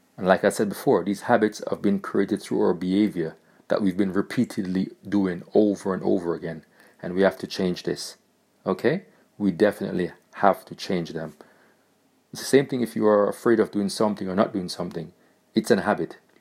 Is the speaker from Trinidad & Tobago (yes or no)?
no; Jamaica; now in Germany; I was born in Jamaica, and I'm currently living in Germany.